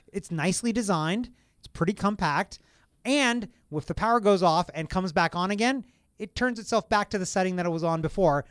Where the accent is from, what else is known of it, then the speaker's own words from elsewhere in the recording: Kentucky, United States; moved away; I'm from Kentucky